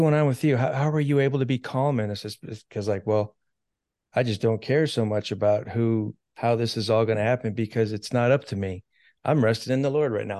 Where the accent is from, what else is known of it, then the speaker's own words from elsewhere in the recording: United States; I'm an American